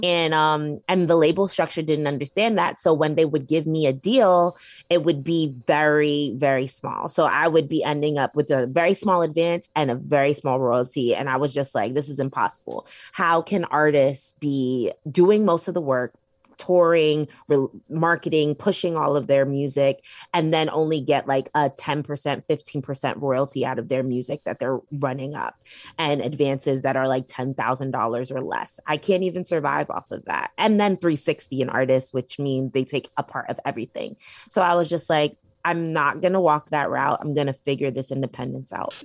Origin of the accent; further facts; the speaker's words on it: New York City, New York, United States; I'm from Brooklyn, New York. I grew up on Flatbush, Brooklyn